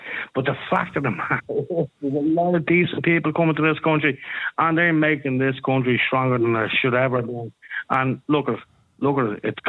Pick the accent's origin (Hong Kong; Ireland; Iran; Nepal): Ireland; I'm Irish.